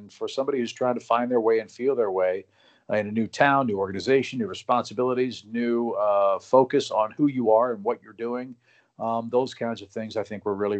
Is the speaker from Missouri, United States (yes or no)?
yes; St. Louis, Missouri, United States; moved away as an adult; also born or lived in Georgia; I grew up in St. Louis